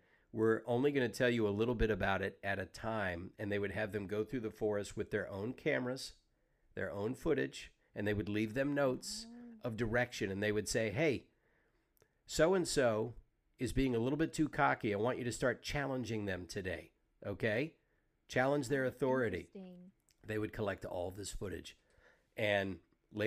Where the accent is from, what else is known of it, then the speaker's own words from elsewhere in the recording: Savannah, Georgia, United States; I grew up in Savannah, Georgia, which for the United States is an old city.